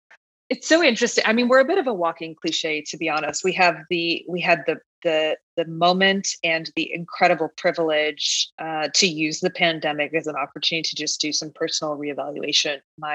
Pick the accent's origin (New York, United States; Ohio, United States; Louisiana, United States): New York, United States; And as a New Yorker, that's a hard thing to come by.